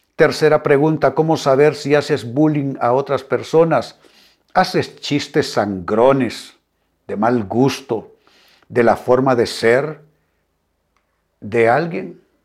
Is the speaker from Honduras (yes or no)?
yes; Honduras; Honduras, mi país